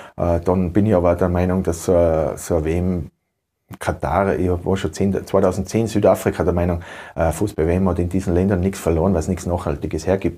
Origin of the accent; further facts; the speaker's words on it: Tyrol, Austria; Ich bin in Tirol zu Hause, äh, Tirol ist mein Heimatland, ich liebe das Land über alles